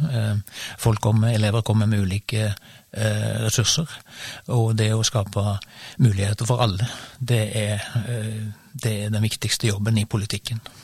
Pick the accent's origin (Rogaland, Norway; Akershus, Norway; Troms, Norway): Rogaland, Norway; Sauda; now in Stavanger, Norway; jeg er født i Sauda og oppvokst